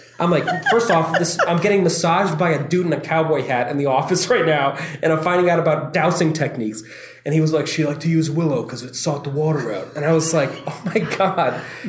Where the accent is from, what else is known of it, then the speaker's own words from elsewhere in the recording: Nevada, United States; she'd go inside the desert. I'm from Nevada.